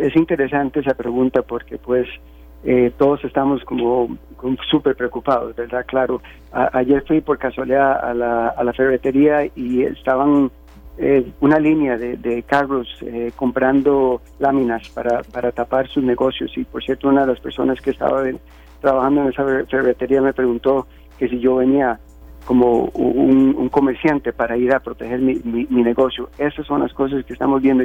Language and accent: Spanish; Costa Rica; now in United States; soy tico